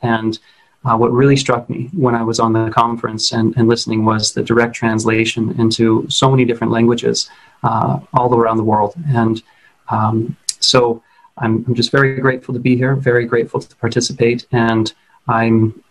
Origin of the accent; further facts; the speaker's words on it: Paradise, California, United States; my hometown, actually, of Paradise, California